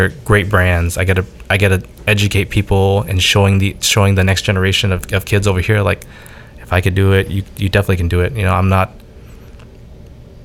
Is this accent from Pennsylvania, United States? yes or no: no; Orange County, California, United States; I'm an Orange County kid. I'm born and raised out here